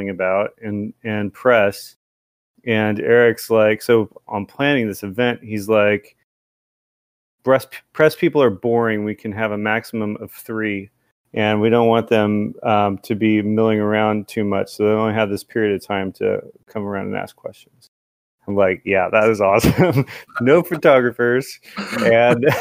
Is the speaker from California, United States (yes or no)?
yes; Central Valley, California, United States; I grew up in the Central Valley in California